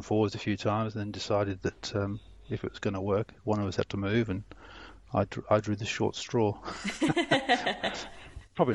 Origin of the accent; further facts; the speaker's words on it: Telford, West Midlands, United Kingdom; moved away as an adult; also born or lived in Shrewsbury, England; now in Australia; So growing up in Telford